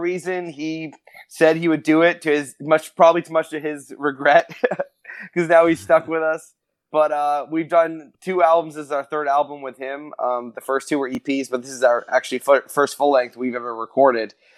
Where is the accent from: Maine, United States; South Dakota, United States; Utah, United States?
Maine, United States; now in Orlando, United States; I'm originally from Maine, which is way up, way up in the north, almost in Canada